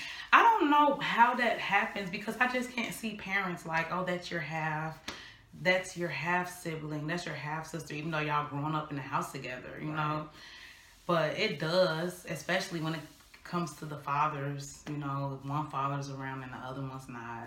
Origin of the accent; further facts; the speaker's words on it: Illinois, United States; now in North Carolina, United States; And when I moved to North Carolina, so I'm new in North Carolina, bored, because I'm from Illinois, don't know what to do.